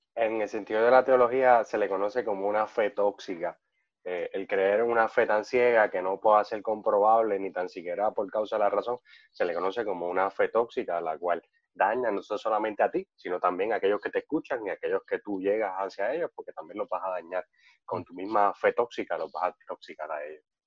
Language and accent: Spanish; San Germán, Puerto Rico; soy de Germán